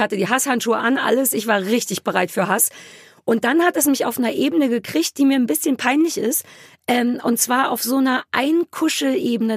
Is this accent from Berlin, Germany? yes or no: yes; Berlin, Germany; für mich als Berliner